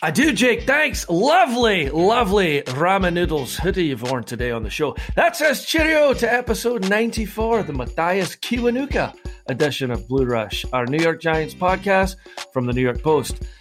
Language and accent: English; Scotland, United Kingdom; I'm the Scotsman